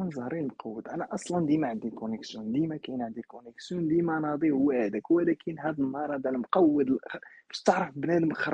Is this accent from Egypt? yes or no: no; Mrirt, Béni Mellal-Khénifra, Morocco; انا ولد اطلس ازيلال المتوسط انا ولد ولد مريرت